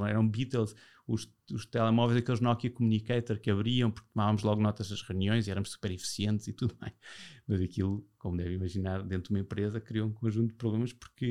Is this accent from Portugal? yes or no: yes; Portugal; eu já nasci em Portugal